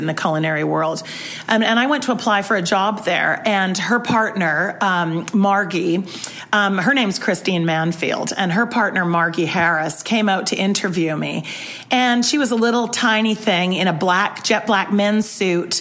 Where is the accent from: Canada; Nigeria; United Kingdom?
Canada; Vancouver, British Columbia; I'm from Canada.